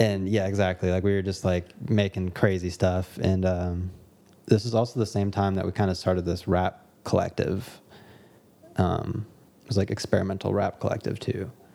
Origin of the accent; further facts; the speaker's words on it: Dallas, Texas, United States; now in Los Angeles, United States; I live in L A, I make music, I grew up in Dallas, Texas